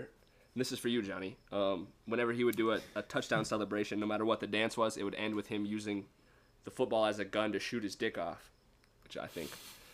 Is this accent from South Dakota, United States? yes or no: yes; Lead, South Dakota, United States; moved away; I grew up in Lead, and it's like a mining town.